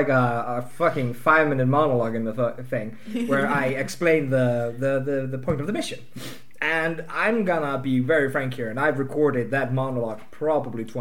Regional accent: Iceland; I'm from Iceland.

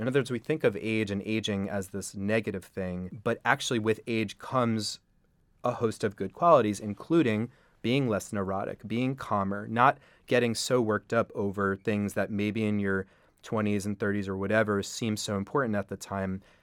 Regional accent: New York City, New York, United States; I'm a New York City native. I grew up on the Upper West Side. I still live up there

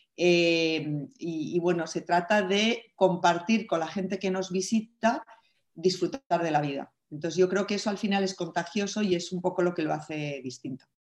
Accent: Spain; yo siendo mujer, siendo española

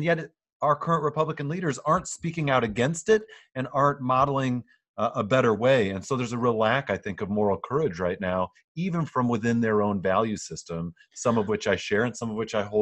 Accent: West Michigan, United States; I grew up here in West Michigan as a conservative Christian

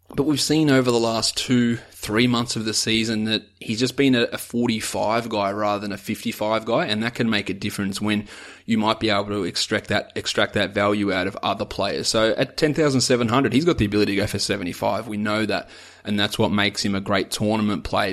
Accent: Australia; I'm an Aussie

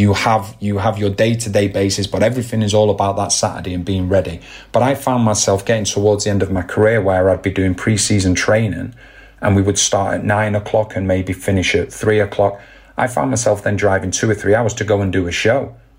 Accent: England, United Kingdom; And for me, as growing up in England and things like that, you know, we used to play what you'd call Wembley knockout

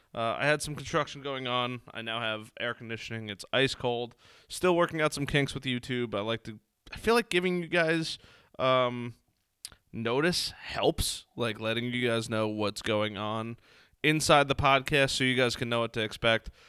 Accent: Long Island, New York, United States; I'm from Long Island

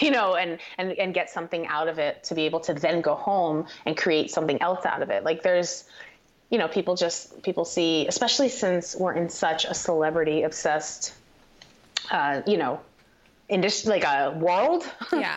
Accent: Paterson, New Jersey, United States; also born or lived in Hawthorne, New Jersey; I grew up um, in northern New Jersey. Uh, my my family, I kind of divided my time between Paterson, New Jersey, and Hawthorne, New Jersey

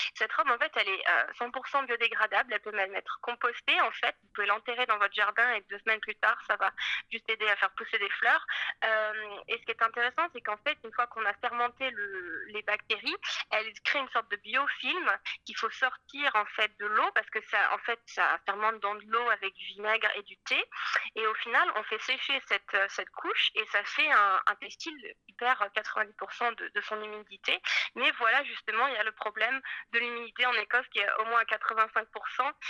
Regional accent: Paris, Île-de-France, France; moved away as an adult; also born or lived in Scotland; je suis née à Paris, en fait, euh, je suis française et euh, j'ai étudié l'histoire de l'art, les arts plastiques à Paris

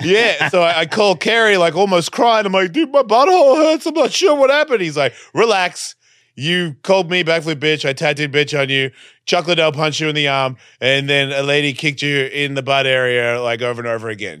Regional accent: Australia; accent: Australian; moved away; I'm Australian

